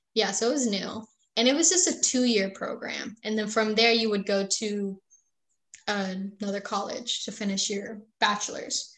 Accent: St. Johns County, Florida, United States; also born or lived in Puerto Rico; I was born in Puerto Rico, but I moved to Florida when I was 6 years old

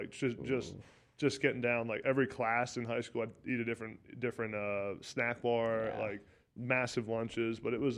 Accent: Pennsylvania, United States; I liked it. I thought I was going to be there for a while.

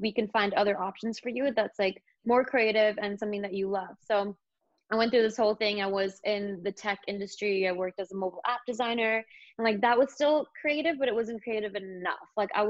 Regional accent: London, United Kingdom; I lived in London. I grew up in London as well.

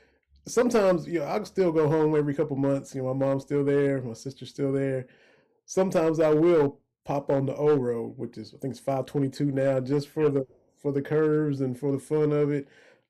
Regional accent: Lynch, Kentucky, United States; Y'all know I'm from Harlan County. Grew up in Lynch.

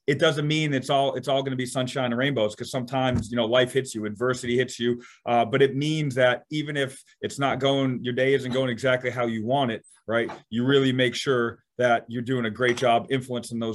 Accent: Bellingham, Massachusetts, United States; also born or lived in Canada; I'm from Massachusetts

